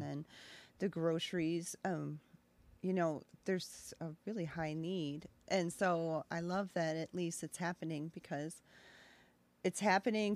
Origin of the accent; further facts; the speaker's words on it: Gasport, New York, United States; now in Aurora, Illinois, United States; I grew up near Buffalo.